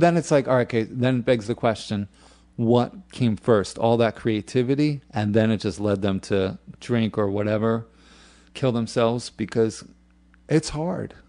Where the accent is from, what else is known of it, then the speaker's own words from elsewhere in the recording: New York, United States; moved away as an adult; also born or lived in California; I am from New York. I lived in California for about eight years